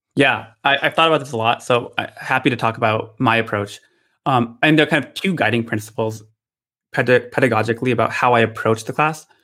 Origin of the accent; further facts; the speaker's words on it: Michigan, United States; now in Redwood City, United States; I grew up in Michigan